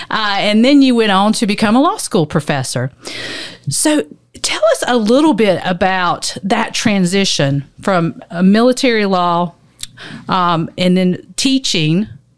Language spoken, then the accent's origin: English; the South, Southern United States, United States